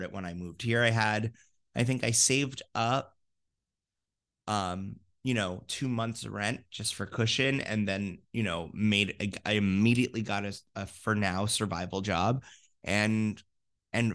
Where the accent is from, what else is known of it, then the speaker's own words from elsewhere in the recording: Fort Lauderdale, Florida, United States; I'm from Fort Lauderdale.